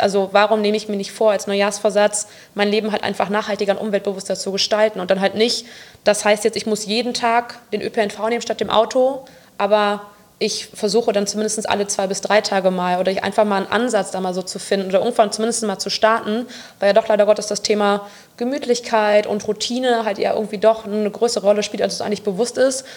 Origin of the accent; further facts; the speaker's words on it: Bonn, North Rhine-Westphalia, Germany; ich bin gebürtige Bonnerin, bin 26 Jahre